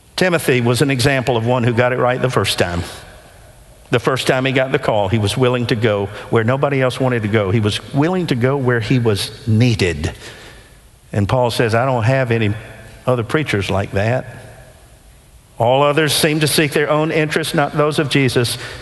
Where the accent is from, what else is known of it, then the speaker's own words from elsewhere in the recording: Nashville, Tennessee, United States; When I was growing up in Nashville as a teenager in the 70s